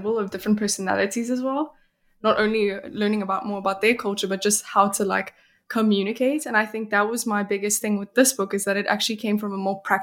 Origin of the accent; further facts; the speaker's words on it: South Africa; also born or lived in Belgium; now in Sweden; I'm from South Africa, where it is as you like the one that you experienced, but I'm also Belgian